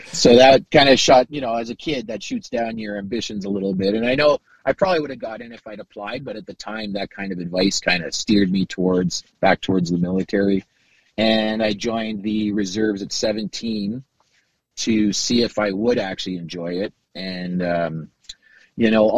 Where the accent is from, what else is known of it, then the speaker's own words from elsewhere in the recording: Kitchener, Ontario, Canada; I was born in Kitchener and I was less than five